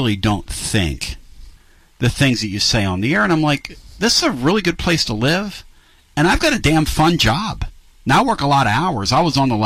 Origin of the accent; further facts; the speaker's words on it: Northeast, United States; moved away; I grew up in the Northeast